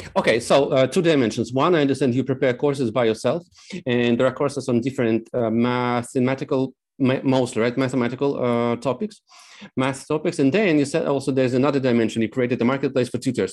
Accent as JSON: {"language": "English", "country": "Moldova", "also_born_or_lived": "Novosibirsk, Russia", "moved": "yes", "lives_now": "Poland", "said": "I come from Moldova. We spent several years in Nova Sibirsk"}